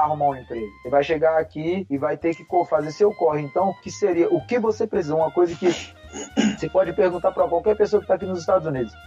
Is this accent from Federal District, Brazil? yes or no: yes; Paranoá, Federal District, Brazil; moved away as an adult; now in Florida, United States; eu sou do Brasil, eu sou do Paranoá, meu irmão. Pô, se eu me virei no Paranoá, eu não me viro em qualquer lugar do mundo